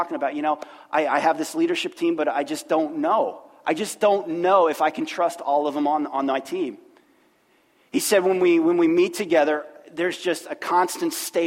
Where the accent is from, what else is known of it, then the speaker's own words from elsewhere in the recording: Middletown, Ohio, United States; born in Middletown, Ohio, good Midwestern place